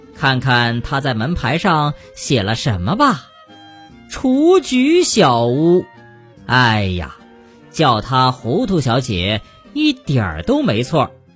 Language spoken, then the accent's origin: Chinese; China; 我们中国人使用人民币